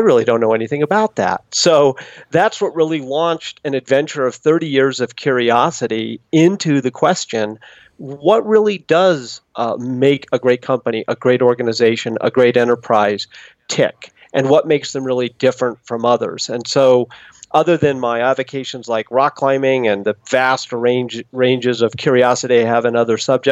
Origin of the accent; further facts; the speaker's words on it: Boulder, Colorado, United States; moved away as an adult; I grew up in Boulder, Colorado, but went away to college